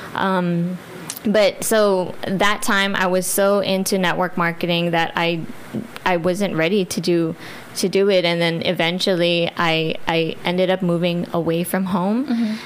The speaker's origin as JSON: {"language": "English", "country": "Guam", "tie": "born or raised there", "said": "I'm not Chamorro. I'm Filipino, but I'm born and raised here in Guam"}